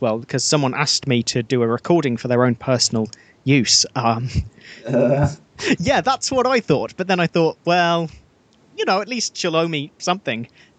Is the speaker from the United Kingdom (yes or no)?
yes; Birmingham, West Midlands, United Kingdom; moved away as an adult; also born or lived in Nottingham; now in Worcester, United Kingdom; I was born in Nottingham, which was the gun crime capital, and then it swapped to Birmingham, where I grew up